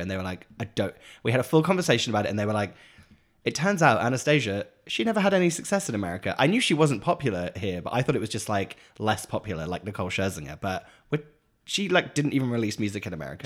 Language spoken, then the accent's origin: English; England, United Kingdom; moved away as an adult; now in Los Angeles, United States